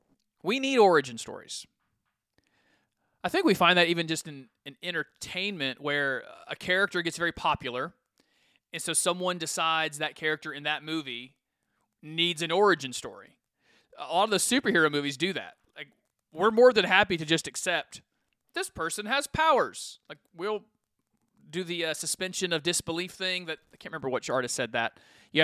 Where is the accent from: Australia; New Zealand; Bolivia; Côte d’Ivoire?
Côte d’Ivoire; Farakasadugu; Well, in the flesh, I came from Farakasadugu, Ivory Coast.